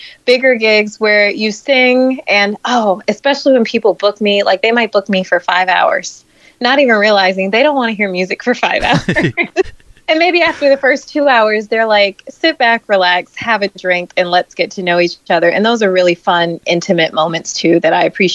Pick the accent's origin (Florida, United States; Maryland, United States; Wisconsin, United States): Florida, United States; moved away; I grew up in Florida